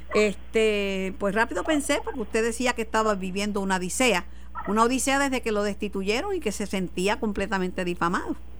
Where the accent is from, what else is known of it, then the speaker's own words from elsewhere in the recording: Mayagüez, Puerto Rico; En mi pueblo, querido de Mayagüez